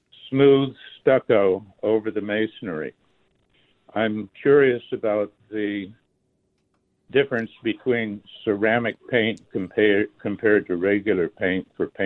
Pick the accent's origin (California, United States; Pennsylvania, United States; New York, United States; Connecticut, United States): California, United States; moved away as an adult; also born or lived in Alaska; now in Tucson, United States; First 30 years in California, second 30 years in Alaska.